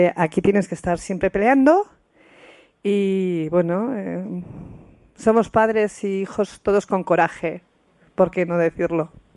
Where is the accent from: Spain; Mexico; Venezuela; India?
Spain; Pamplona, Navarre; somos de Pamplona